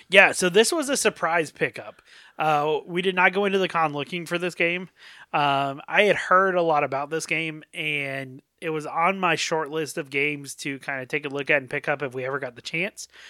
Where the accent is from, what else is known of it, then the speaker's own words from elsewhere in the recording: North Carolina, United States; growing up in North Carolina